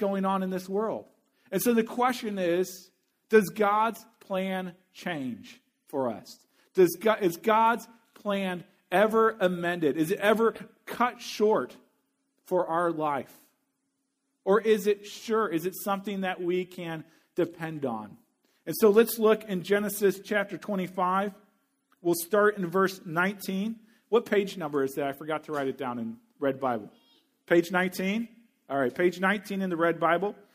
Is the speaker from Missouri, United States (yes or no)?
yes; Missouri, United States; my home state university, the University of Missouri